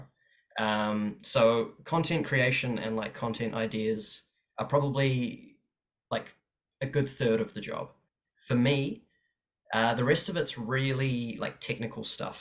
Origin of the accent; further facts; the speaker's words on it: Auckland, New Zealand; also born or lived in Cape Town, South Africa / Walvis Bay, Namibia; originally I was born in Cape Town in South Africa. And then when I was three, we shifted over to Walvis Bay in Namibia, which is pretty much just a town next to a desert. And then when I was seven, we immigrated over to New Zealand, and I've just kind of been a shore boy